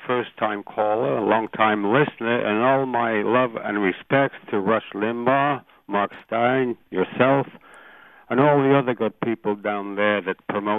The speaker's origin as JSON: {"language": "English", "region": "England", "country": "United Kingdom", "tie": "born or raised there", "also_born_or_lived": "Ireland", "moved": "as an adult", "lives_now": "Canada", "said": "I was born in Ireland, raised in England, came to Canada 50 years ago, but I worked in the United States twice"}